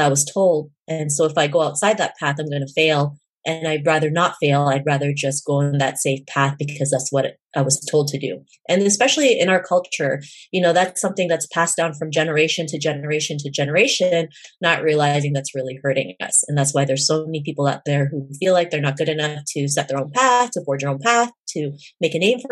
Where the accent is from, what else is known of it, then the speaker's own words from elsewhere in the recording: Canada; growing up in Canada